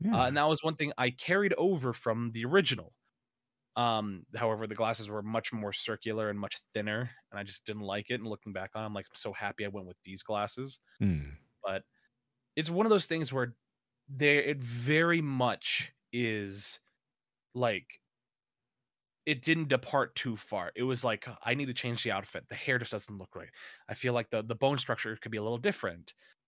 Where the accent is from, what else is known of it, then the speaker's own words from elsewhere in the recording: Las Vegas, Nevada, United States; also born or lived in California; I call Las Vegas my hometown. You know, the city of sin. it's actually a really nice city to live in.